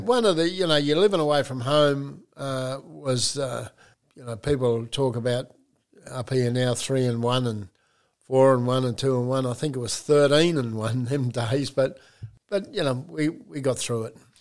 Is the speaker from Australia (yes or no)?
yes; Geraldton, Western Australia, Australia; I was born in Geraldton, which is about 300 miles up from uh, Perth